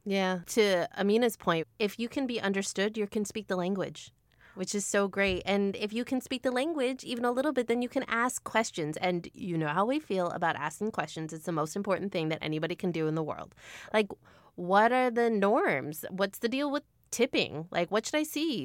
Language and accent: English; United States; As an American